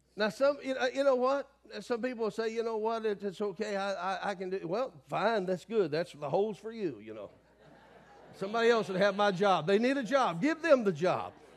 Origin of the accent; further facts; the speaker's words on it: the South, United States; I grew up in the South